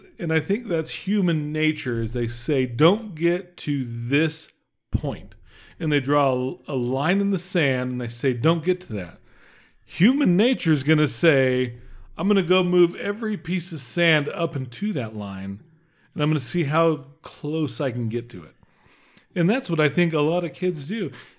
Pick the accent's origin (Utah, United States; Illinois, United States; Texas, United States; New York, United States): Utah, United States; We're from Utah, obviously. I'm pretty sure.